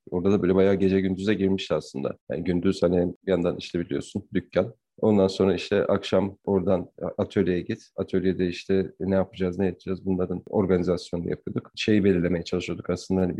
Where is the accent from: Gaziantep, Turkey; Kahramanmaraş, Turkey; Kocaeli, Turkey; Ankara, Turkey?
Ankara, Turkey; also born or lived in Zonguldak; Ankara, yani Ankara'da doğdum büyüdüm.